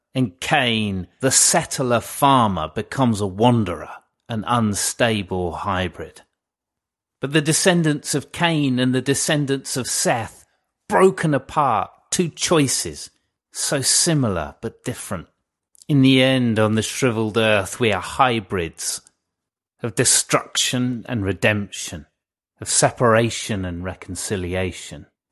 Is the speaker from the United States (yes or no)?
no; England, United Kingdom; now in Cornwall, United Kingdom; I am an Englishman in Cornwall